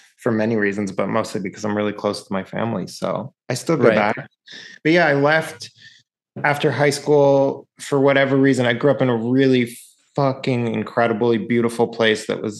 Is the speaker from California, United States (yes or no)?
yes; Mill Valley, California, United States; moved away as an adult; also born or lived in North Carolina; I grew up in Mill Valley, California